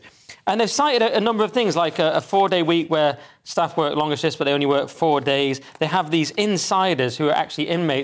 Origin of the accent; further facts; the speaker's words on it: England, United Kingdom; I always thought I was English. I was always English growing up